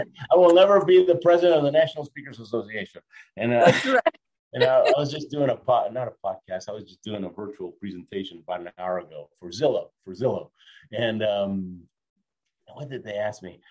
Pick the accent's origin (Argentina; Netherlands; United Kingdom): Argentina; moved away; also born or lived in Houston, Texas, United States; I was born in Argentina, came to the state, I'm an immigrant, right? I, I lived in Houston, Texas.